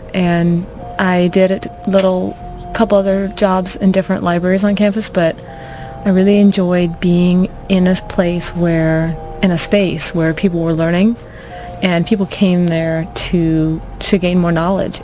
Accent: Florida, United States; moved away as an adult; also born or lived in North Carolina; now in Irvine, United States; I'm from Florida, but I went to college at Duke University in North Carolina

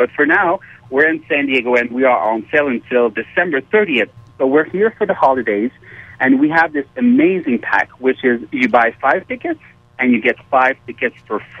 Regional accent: Montreal, Quebec, Canada; So, yes, we're from Montreal in Canada.

